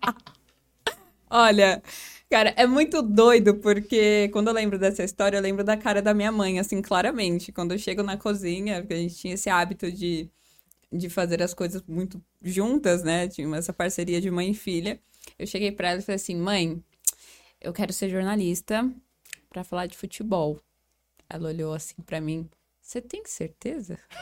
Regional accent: Osasco, São Paulo, Brazil; a gente vem da periferia de Osasco, né? Ali da, da, da, zona norte de Osasco.

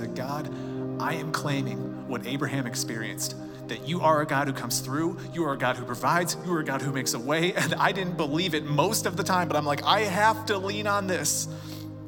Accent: Chicago, Illinois, United States; moved away as an adult; now in Colorado, United States; I grew up in Chicago.

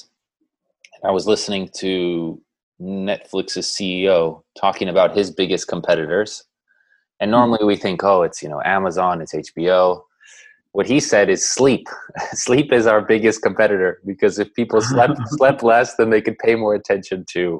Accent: San Diego, California, United States; I grew up in San Diego, which is 2 hours away from Los Angeles

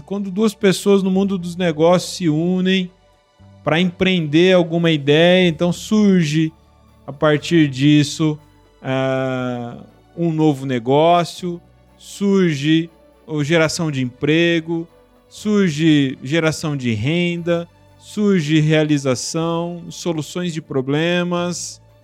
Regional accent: Brazil; somos brasileiros

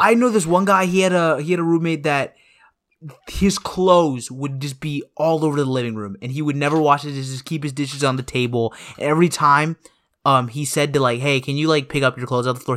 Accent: Woodstock, Georgia, United States; when I come back from Woodstock, it's not like I feel homesick anymore. It's more like I feel this nostalgia, like, it, it just feels nice to be back home

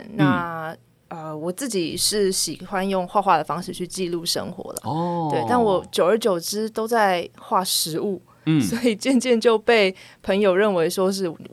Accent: Taipei, Taiwan; 因为我从小都在台北长大。

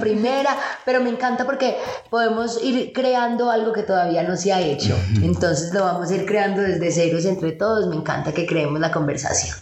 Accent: Colombia; nosotros como colombianos

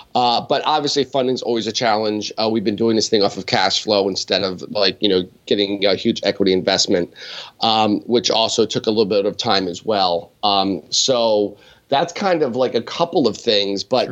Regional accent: Allentown, Pennsylvania, United States; born or raised there

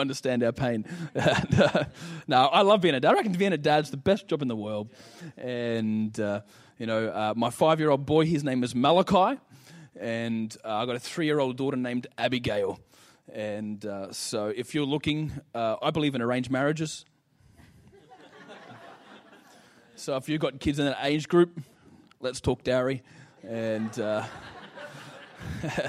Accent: Ipswich, Queensland, Australia; now in Mackay, Australia; I was born in Ipswich, come from Bundamba. Being from Ipswich

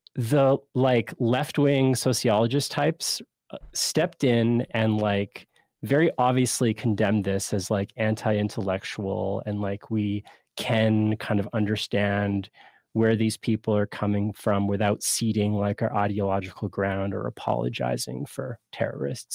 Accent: Canada; as a Canadian

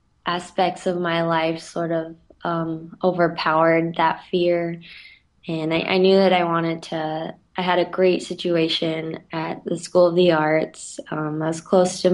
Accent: Winston-Salem, North Carolina, United States; It's in Winston-Salem, so right in my hometown

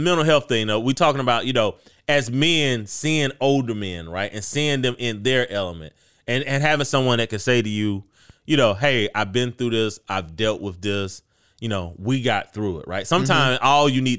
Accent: South Carolina, United States; you know, I'm from the Midlands, right? Like yeah. they film live PD in the Midlands.

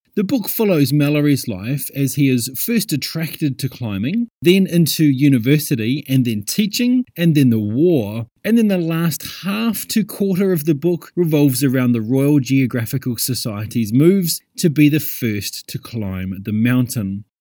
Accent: New Zealand; Growing up in New Zealand

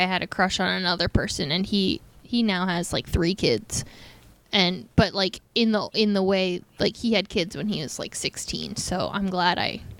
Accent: Italy; moved away; I grew up in Italy

